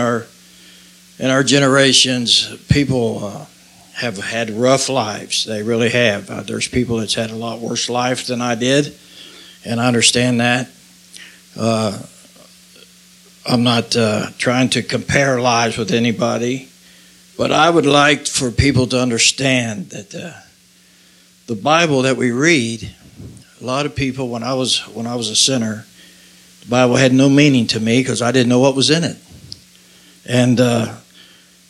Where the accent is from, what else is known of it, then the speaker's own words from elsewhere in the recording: Covington, Kentucky, United States; I was raised in Covington, Kentucky